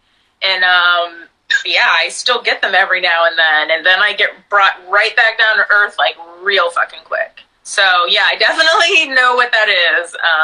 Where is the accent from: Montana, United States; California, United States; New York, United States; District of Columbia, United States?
District of Columbia, United States; Washington; And I'm from Washington, D.C. I'm 34.